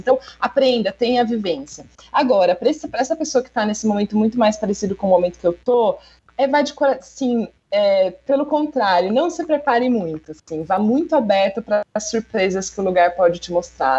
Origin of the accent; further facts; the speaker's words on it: Brazil; é do Brasil